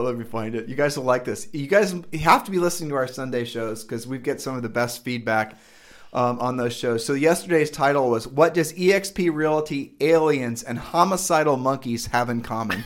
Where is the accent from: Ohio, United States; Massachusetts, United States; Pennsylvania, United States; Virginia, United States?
Ohio, United States; we're from Ohio